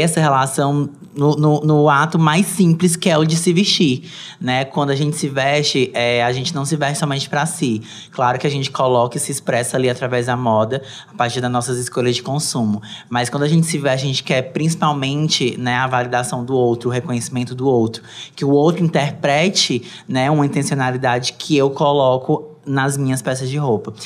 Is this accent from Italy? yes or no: no; Brazil; nós, enquanto brasileiros